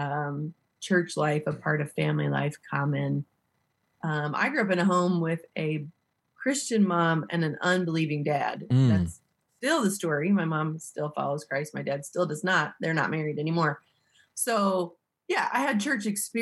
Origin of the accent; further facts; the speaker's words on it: Missouri, United States; I'm from Missouri. I live in the same little tiny town where I grew up